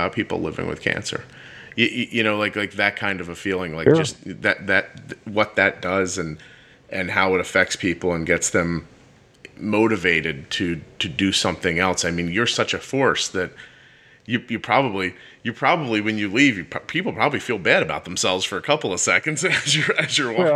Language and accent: English; Northeast, United States; I'm from the Northeast.